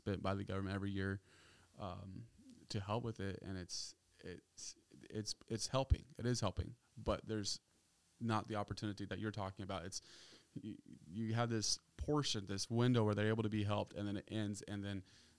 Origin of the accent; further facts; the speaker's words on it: Oregon, United States; moved away; I grew up in Oregon